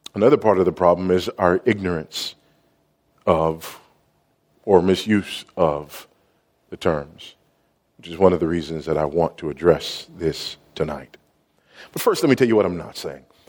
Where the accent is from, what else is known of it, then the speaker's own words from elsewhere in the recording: Los Angeles, California, United States; I was raised in South Central Los Angeles, now just South